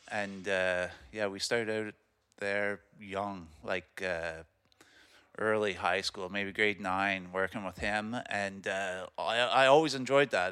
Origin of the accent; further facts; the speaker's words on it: Amherst Island, Ontario, Canada; also born or lived in Kingston; born and raised on Amherst Island